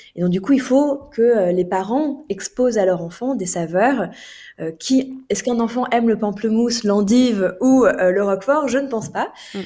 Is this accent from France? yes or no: yes; France; en tant que Français